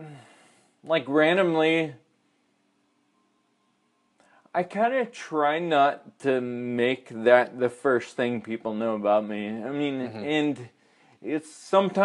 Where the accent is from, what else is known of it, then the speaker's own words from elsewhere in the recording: California, United States; grew up in a suburb in California